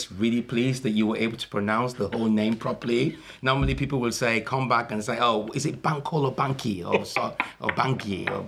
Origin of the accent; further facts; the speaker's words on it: Nigeria; also born or lived in Liverpool, United Kingdom; I went back at the age of five and I came back at the age of 19.